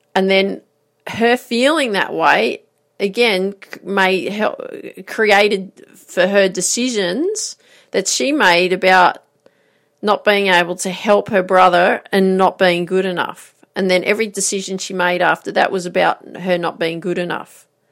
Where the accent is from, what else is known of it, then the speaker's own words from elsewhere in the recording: Grafton, New South Wales, Australia; I grew up in Grafton